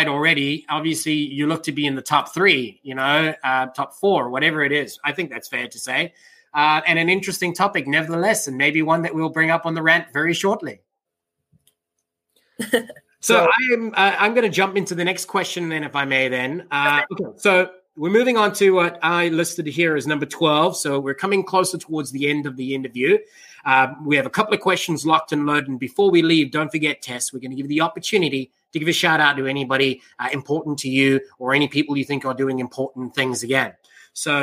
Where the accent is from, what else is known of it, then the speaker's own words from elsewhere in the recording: South Africa; moved away; I was born and raised in South Africa.